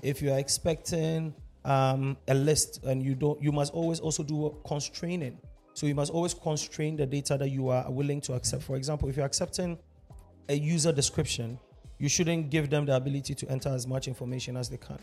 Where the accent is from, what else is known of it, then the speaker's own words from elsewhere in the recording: Ghana; half Ghanaian, half German, born and raised in Ghana. Lived my entire life here, so I consider myself Ghanaian every day, all day